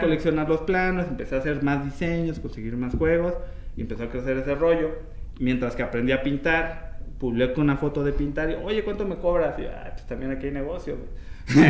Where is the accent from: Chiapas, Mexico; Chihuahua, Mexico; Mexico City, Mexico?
Mexico City, Mexico; also born or lived in Puebla / Guadalajara / Villahermosa; soy de aquí de la Ciudad de México, viví en Puebla, este, en Guadalajara, en Villahermosa